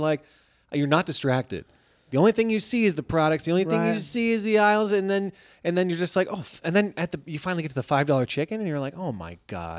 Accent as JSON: {"language": "English", "country": "Canada", "said": "I completely get that as a Canadian as well"}